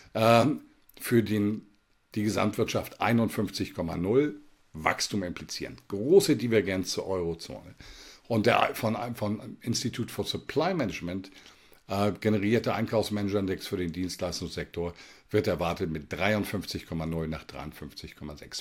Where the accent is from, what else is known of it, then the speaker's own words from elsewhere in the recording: Germany; bei uns in Deutschland